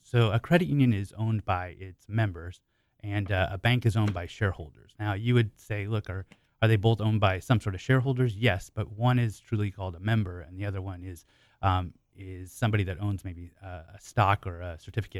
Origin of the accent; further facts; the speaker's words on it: Oregon, United States; Okay. Born and raised in Oregon.